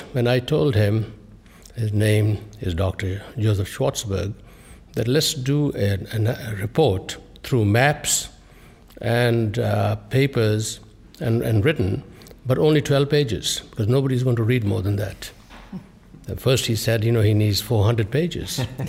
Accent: Jammu and Kashmir, India; moved away as an adult; now in United States; Well, I was born in Kashmir. It's a region of conflict. And our families were deeply impacted, separated, and as many, many other families were. So in fact, I came here at the age of 20 from these beautiful mountains of Kashmir to beautiful Brooklyn

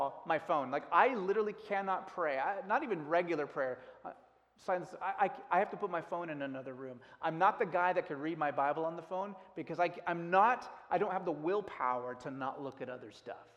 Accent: United States; as an American

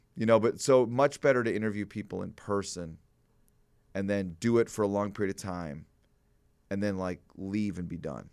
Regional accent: Glencoe, Illinois, United States; as a young person growing up in Glencoe

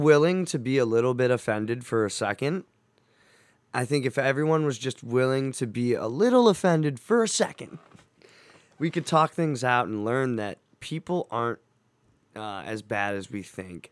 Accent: Cleveland, Ohio, United States; I wanna represent my hometown

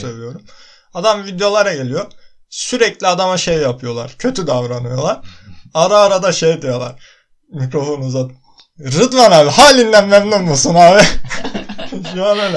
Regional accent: Artvin, Turkey; Artvinliyim ben.

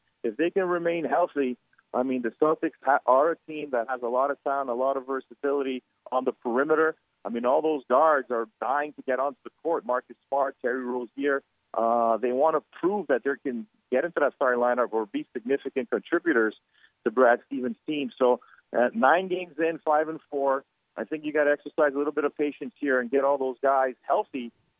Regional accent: Canada; myself being a Canadian, growing up playing hockey at a high level.

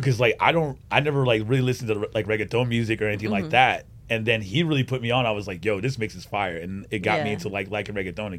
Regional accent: Florida, United States; I was born in Florida. I'm first generation

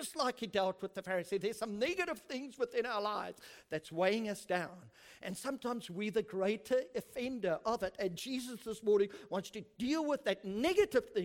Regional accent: South Africa; I'm South African

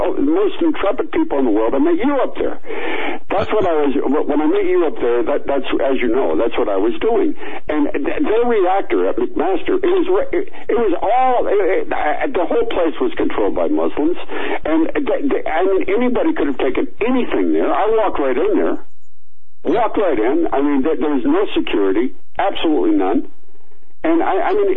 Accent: United States; I'm a Yank

